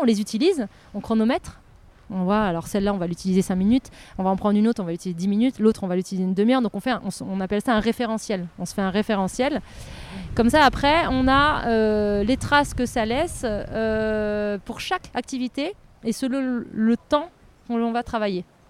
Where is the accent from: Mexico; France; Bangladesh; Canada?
France; Lorraine, Grand Est; moved away; also born or lived in Nancy; je suis Lorraine à la base, donc j'étais à Nancy